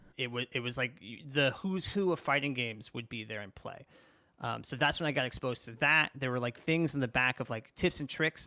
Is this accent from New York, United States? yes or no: yes; New York City, New York, United States; I grew up in Brooklyn